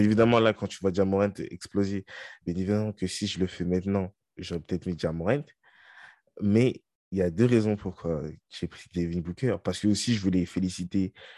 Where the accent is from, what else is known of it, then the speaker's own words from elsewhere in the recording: France; nous, on est français